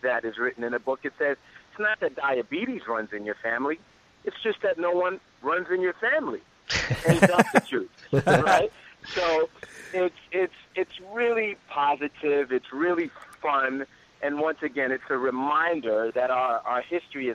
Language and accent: English; New York City, New York, United States; now in Los Angeles, United States; I was born in the Bronx, New York City.